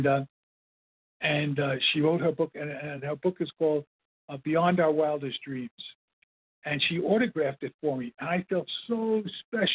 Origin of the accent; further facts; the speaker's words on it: New York City, New York, United States; I grew up in Brooklyn.